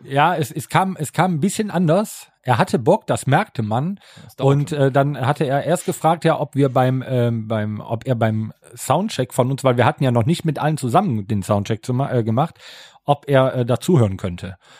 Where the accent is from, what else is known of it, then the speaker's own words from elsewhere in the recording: Rhineland, Germany; ich bin Rheinländer